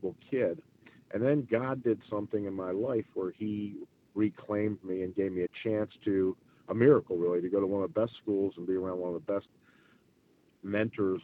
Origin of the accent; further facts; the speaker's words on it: Maryland, United States; now in Charlotte, United States; that's my stomping grounds up there, where I'm kind of from. I'm from Maryland